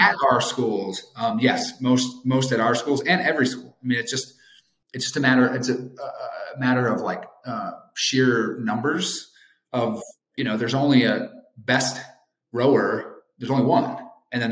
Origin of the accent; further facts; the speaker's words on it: Wisconsin, United States; I'm a Badger, so I'm gonna go with my hometown state and my alma mater